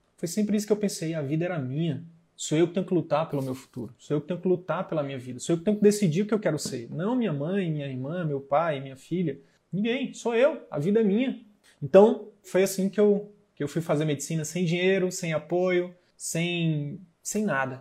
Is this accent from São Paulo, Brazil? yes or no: no; Piauí, Brazil; sou piauiense